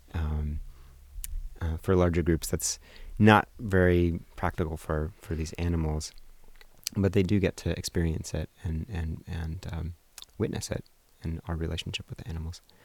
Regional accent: Portland, Oregon, United States; also born or lived in Colorado / Hawaii; I grew up in South Portland

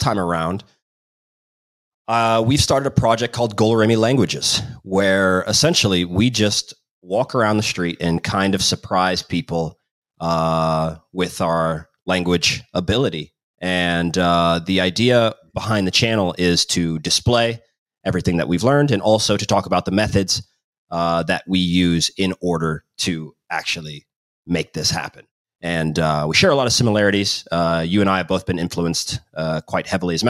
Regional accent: Kansas City, United States; moved away as an adult; also born or lived in Chicago / Denmark / Serbia / Finland; now in Croatia; I'm from Kansas City in the US, and I started my career playing

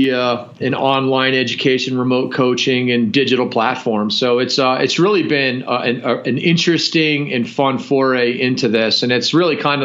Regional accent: Providence, Rhode Island, United States; moved away as an adult; now in Colorado, United States; I grew up in Providence, Rhode Island. Actually, I live in Colorado now, but I grew up in Providence, Rhode Island

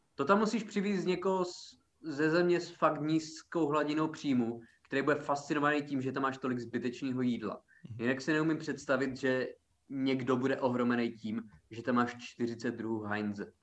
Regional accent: Czechia; já jsem Čech

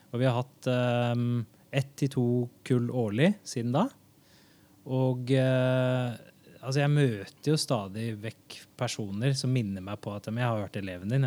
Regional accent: Oslo, Norway; jeg kommer fra Haugerud i Oslo, og ja, det var vel en av de, de første som hadde liksom, mer enn en fem utlendinger i klassen

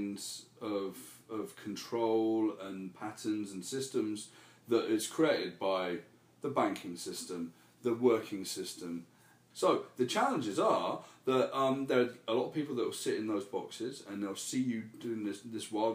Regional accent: United Kingdom; moved away as an adult; when I first came over for the first 2 years, I was known as the ….

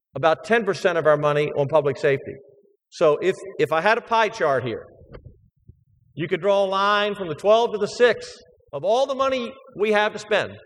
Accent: Baltimore, Maryland, United States; now in Texas, United States; growing up as a kid, I grew up in Baltimore

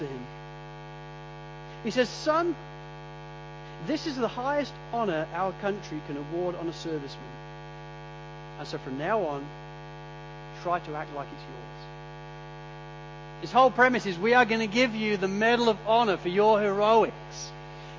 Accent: Sydney, New South Wales, Australia; I'm from Sydney

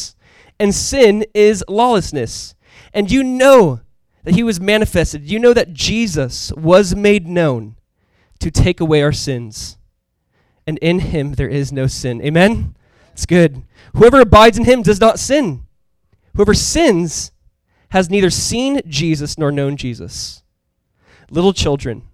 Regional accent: Orange County, Southern California, United States; I'm from Southern California, Orange County, California.

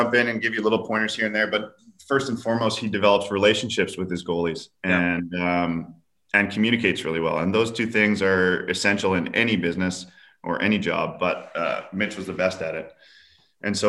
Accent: Vancouver, British Columbia, Canada; So it's in my hometown.

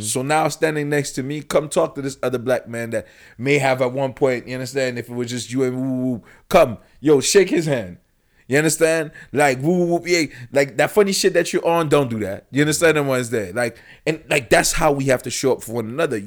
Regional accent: Yaoundé, Centre, Cameroon; moved away; I'm from Yaoundé, Cameroon.

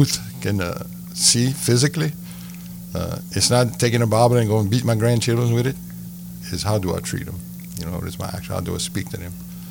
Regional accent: Cajun, Louisiana, United States; accent: Cajun; being a Cajun, I have the opportunity to speak French every day

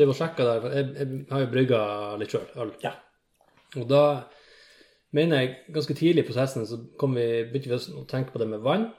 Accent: Finnfjord, Troms, Norway; moved away; hvis jeg drar hjem til Finnfjorden

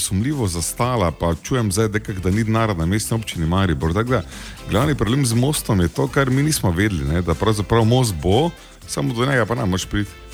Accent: Slovenia

